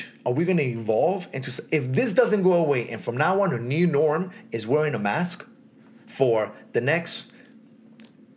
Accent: United States; I am an American as well

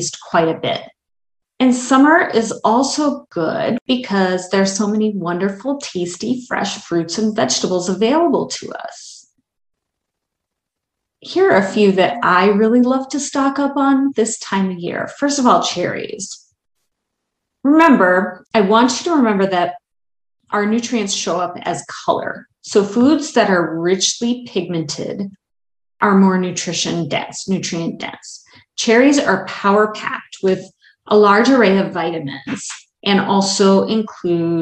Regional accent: Wisconsin, United States; moved away; also born or lived in Baltimore, Maryland; I grew up in Wisconsin and never really liked tomatoes until the first summer I lived in Baltimore

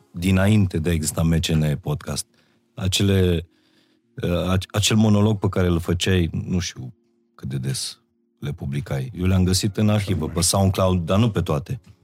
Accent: Baia Mare, Maramureș County, Romania; moved away as an adult; now in Bucharest, Romania; m-am mutat din Baia Mare în București uh, după liceu

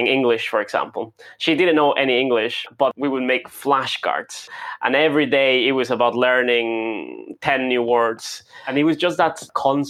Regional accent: Guatemala City, Guatemala Department, Guatemala; moved away as an adult; now in Edinburgh, United Kingdom; So I live in Edinburgh, Scotland, but I am originally from Guatemala City in Central America

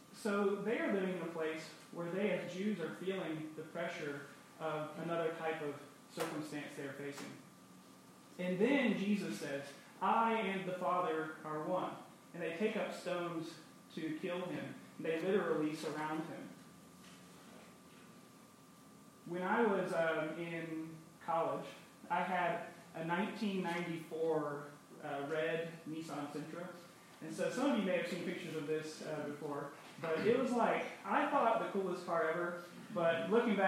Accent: North Carolina, United States; being from the South, I'm from North Carolina

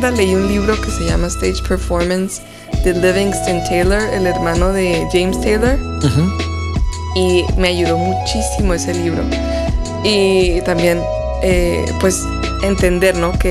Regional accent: Tijuana, Baja California, Mexico; also born or lived in United States; yo crecí en Estados Unidos y en Tijuana.

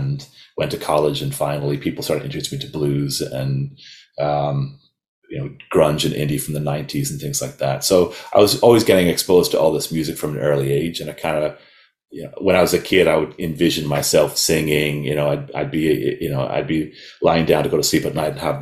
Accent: Dalkey, Leinster, Ireland; moved away as an adult; also born or lived in west of Ireland / Kildare; now in New York, United States; since the mid-80s, I grew up in a small town on the sea called Dalkey

